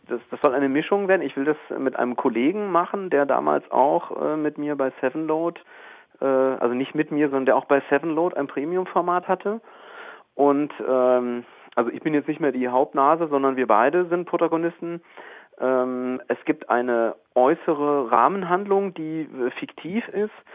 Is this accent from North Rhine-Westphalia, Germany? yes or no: yes; Arnsberg, North Rhine-Westphalia, Germany; accent: Sauerland; now in Wiesbaden, Germany; ich falle jetzt in so einen sauerländischen Akzent rein